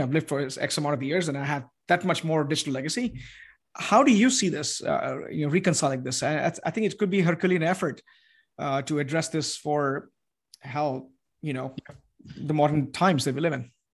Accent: India; now in Austin, United States; I'm from India

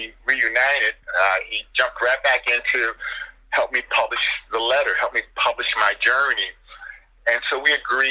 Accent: Michigan, United States; moved away; I go back to my hometown in Michigan

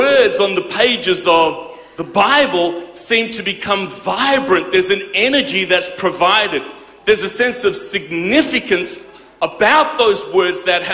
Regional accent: Perth, Western Australia, Australia; I grew up in Perth

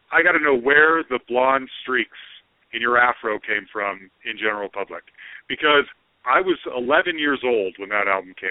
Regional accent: Utah, United States; I'm from Utah, where there's not a lot of black guys in Utah.

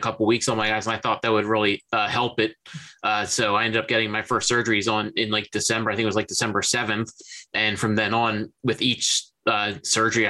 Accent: Philadelphia, Pennsylvania, United States; now in New Jersey, United States; I was born in Chestnut Hill Hospital in Philadelphia. I grew up and I've lived my entire life within about 25, 30 miles of the city of Philadelphia

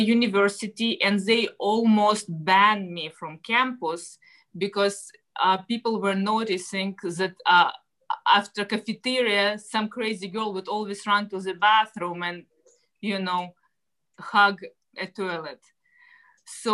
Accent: Russia; English is a second language; moved away as an adult; now in United States; I'm originally from Russia. I came to the States about, 16 years ago now

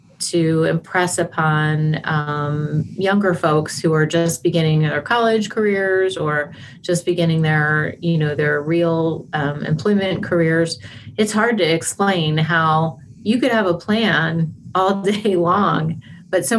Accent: Pennsylvania, United States; moved away as an adult; now in Buffalo, United States; I moved up to Buffalo from Pennsylvania, where I'm originally from

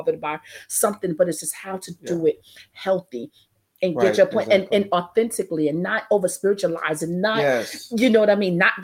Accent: New York City, New York, United States; moved away; also born or lived in Louisiana; I'm from Brooklyn, New York

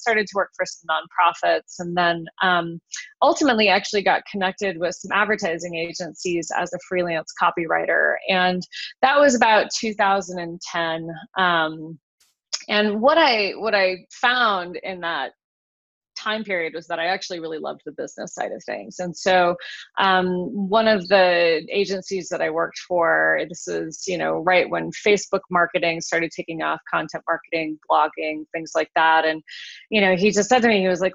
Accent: Wyoming, United States; moved away as an adult; now in Colorado, United States; I'm from Wyoming originally. Grew up in a small town in Wyoming and moved to Colorado about 25 years ago for college.

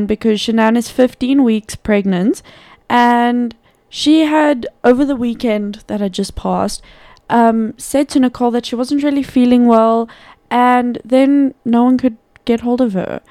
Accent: South Africa; us, South Africans

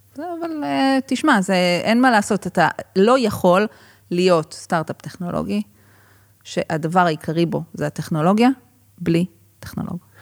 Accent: Israel

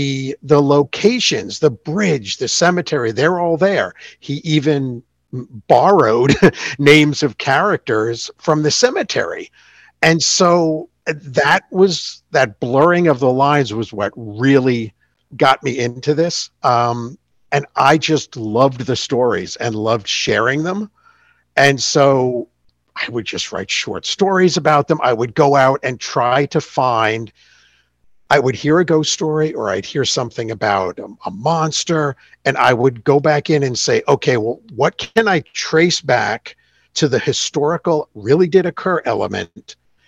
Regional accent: New York, United States; I was born and raised in the Hudson Valley of New York State in the shadow of the Catskill Mountains.

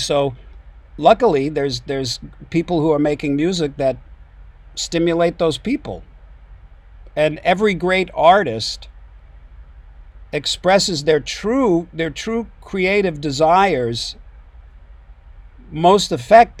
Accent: Long Island, New York, United States; moved away; I grew up on Long Island.

